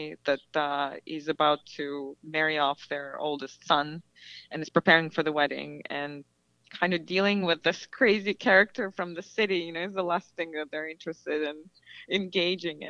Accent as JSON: {"language": "English", "country": "Belarus", "tie": "born or raised there", "moved": "yes", "said": "for me, growing up in Belarus"}